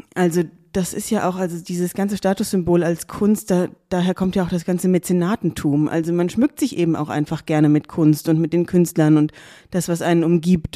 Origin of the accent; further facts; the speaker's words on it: Darmstadt, Hesse, Germany; also born or lived in Cologne / Zurich; ich bin ähm, in Darmstadt aufgewachsen